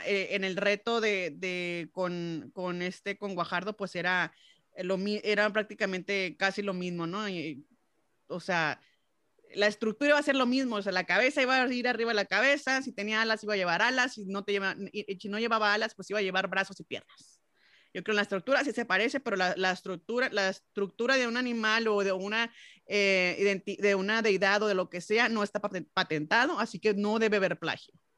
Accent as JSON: {"language": "Spanish", "country": "Mexico", "said": "uno como mexicano"}